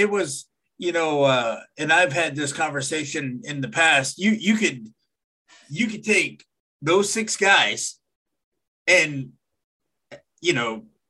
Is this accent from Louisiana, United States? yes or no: no; Dallas, Texas, United States; I grew up in Dallas.